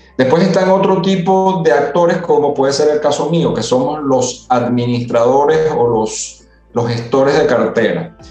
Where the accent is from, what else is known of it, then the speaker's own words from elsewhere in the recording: Venezuela; moved away as an adult; also born or lived in Italy; now in Panama; Yo efectivamente soy italiano de nacimiento, nací en Italia y llegué a Venezuela muy, muy, casi recién nacido. Y vi la mayor parte de mi vida en Venezuela.